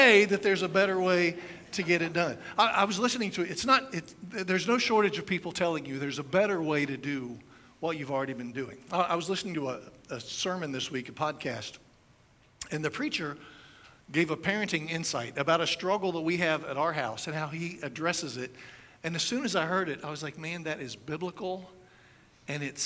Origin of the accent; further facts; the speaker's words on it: United States; as an American